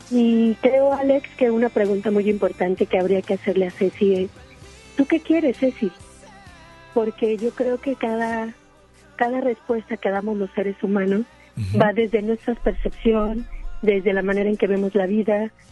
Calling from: Apodaca, Nuevo León, Mexico; Estoy hablando desde Apodaca.

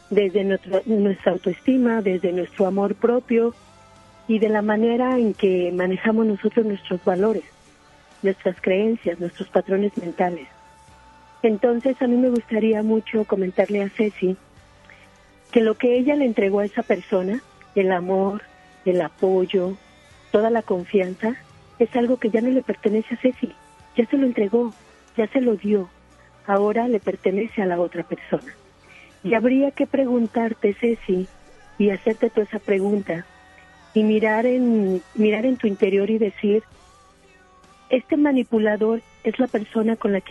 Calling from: Apodaca, Nuevo León, Mexico; Estoy hablando desde Apodaca.

